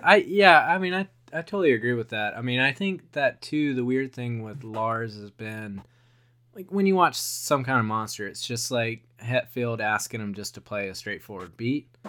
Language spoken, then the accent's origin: English; Wilmington, North Carolina, United States; a kid growing up in Wilmington, Nor-, North Carolina